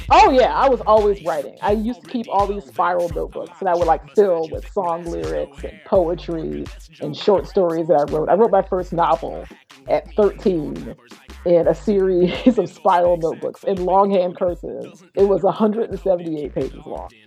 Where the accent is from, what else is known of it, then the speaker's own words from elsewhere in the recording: Florissant, Missouri, United States; I grew up in St. Louis, Missouri. More specifically, I grew up in St. Louis County